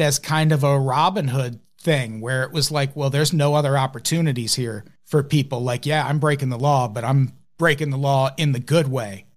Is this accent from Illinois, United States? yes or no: yes; Illinois, United States; when I was growing up in Illinois